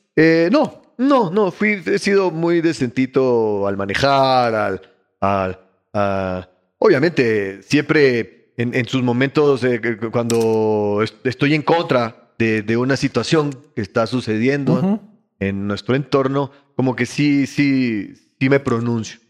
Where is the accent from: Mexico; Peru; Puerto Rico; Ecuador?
Ecuador; also born or lived in Bogotá, Colombia; Pero yo soy ecuatoriano